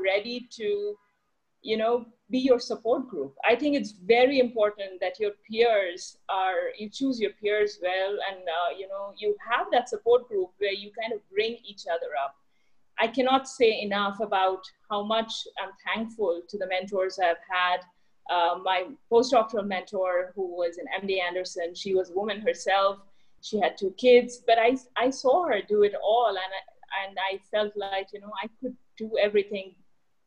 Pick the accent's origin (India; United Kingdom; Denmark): India; moved away; I was born and brought up in India